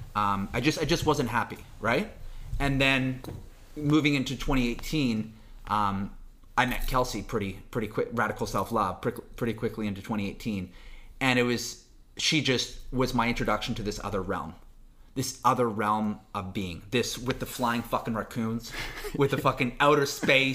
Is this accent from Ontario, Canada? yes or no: no; Vancouver, British Columbia, Canada; also born or lived in Toronto; I'm born and raised in Vancouver